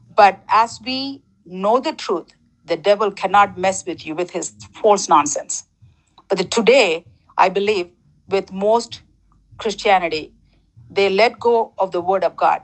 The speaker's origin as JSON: {"language": "English", "country": "Sri Lanka", "tie": "born or raised there", "also_born_or_lived": "Toronto", "moved": "yes", "lives_now": "United States", "said": "I was born in Sri Lanka, um, third world country, and then I moved to Toronto, you know, socialist country, I believe, and then I'm living in United States 22 years."}